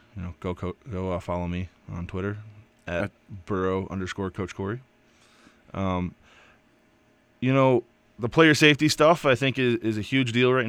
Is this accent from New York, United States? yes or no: yes; New York, United States; But I grew up in the Finger Lakes area of New York, very close to Western New York.